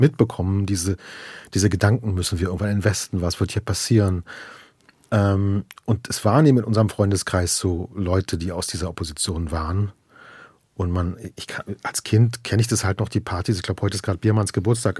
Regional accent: Berlin, Germany; moved away as an adult; also born or lived in Los Angeles, United States; now in United States; die Straßen, gerade natürlich im Prenzlauer Berg mit äh, Pankow und so weiter, das, sind meine, das ist meine Heimat

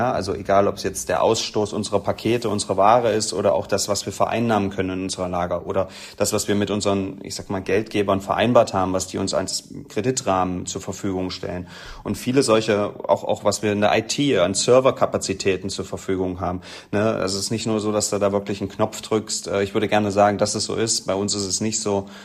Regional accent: Halle, Saxony-Anhalt, Germany; Na, ich sage natürlich Halle, ne, als Hallenser.

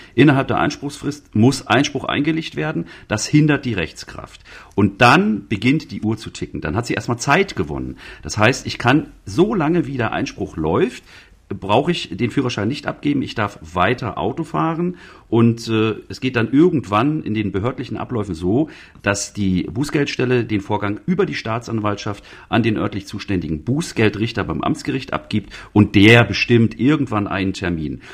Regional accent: Mecklenburg-Vorpommern, Germany; moved away; also born or lived in Halle; Zu meinem fünften Geburtstag in meiner Mecklenburger Heimat

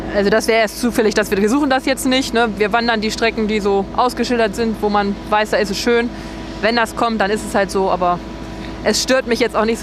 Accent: the Torfhaus area, Harz, Lower Saxony, Germany; Wir kommen da aus der Ecke von, von Torfhaus, das ist nicht weit von uns

